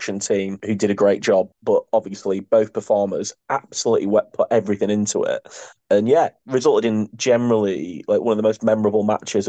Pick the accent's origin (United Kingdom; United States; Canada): United Kingdom; us as British wrestling fans